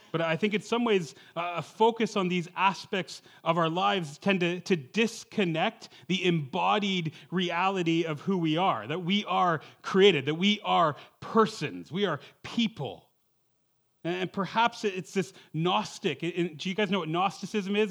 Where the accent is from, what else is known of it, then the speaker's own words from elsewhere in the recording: Toronto, Ontario, Canada; moved away as an adult; also born or lived in Western Canada; I'm from the Toronto area.